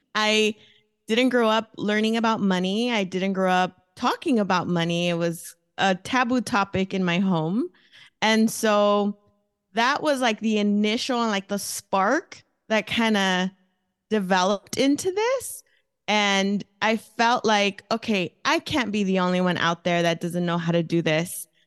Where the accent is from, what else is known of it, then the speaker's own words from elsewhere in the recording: Los Angeles, California, United States; first language Spanish; English is a second language; moved away as an adult; also born or lived in Mexico (family); now in Phoenix, United States; I grew up in East L A, um, from Southern California. I was there until I was a young adult. and then moved to Phoenix, Arizona when I was twenty-two.